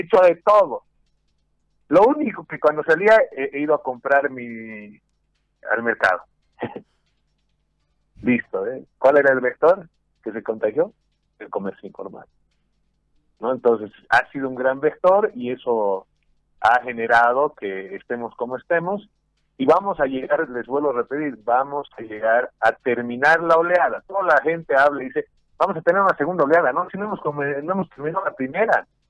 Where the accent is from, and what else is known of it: Bolivia